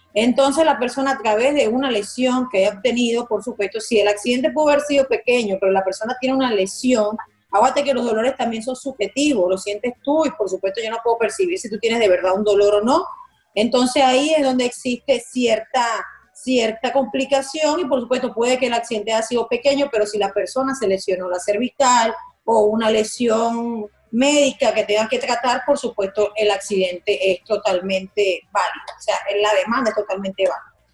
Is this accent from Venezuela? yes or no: yes; Margarita, Nueva Esparta, Venezuela; also born or lived in Maracaibo, Zulia, Venezuela; now in Miami, United States; Yo nací en Maracaibo, pero me crié en Margarita